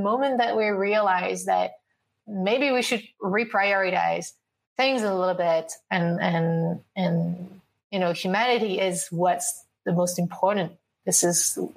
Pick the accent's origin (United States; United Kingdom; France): France; I'm from France